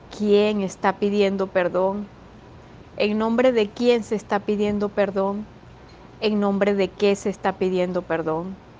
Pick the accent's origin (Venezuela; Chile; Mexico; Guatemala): Venezuela; cada uno de nosotros, todos venezolanos